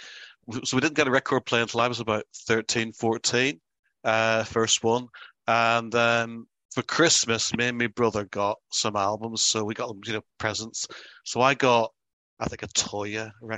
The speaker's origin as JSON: {"language": "English", "town": "Belfast", "region": "Northern Ireland", "country": "United Kingdom", "tie": "born or raised there", "said": "We grew up in Belfast."}